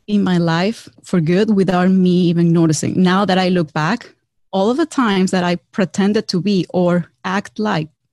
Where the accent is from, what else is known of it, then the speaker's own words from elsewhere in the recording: Venezuela; English is a second language; moved away as an adult; now in United States; I'm actually originally from Venezuela